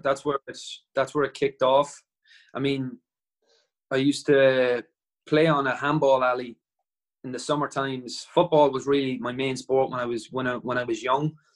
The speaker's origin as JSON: {"language": "English", "town": "Dundalk", "region": "Leinster", "country": "Ireland", "tie": "born or raised there", "also_born_or_lived": "Wales", "said": "my hometown in Dundalk"}